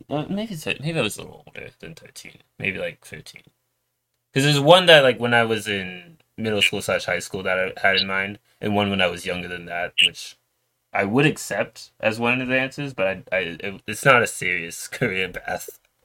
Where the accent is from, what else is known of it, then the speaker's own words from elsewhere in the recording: New York, United States; moved away; also born or lived in Florida / Georgia / Virginia; I moved to New York, which I where I lived for most of my life